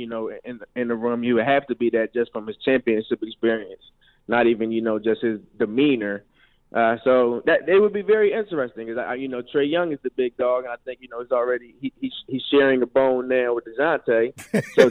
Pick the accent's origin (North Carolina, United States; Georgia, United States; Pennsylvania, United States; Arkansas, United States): Pennsylvania, United States; Philadelphia; now in Atlanta, United States; growing up in Philadelphia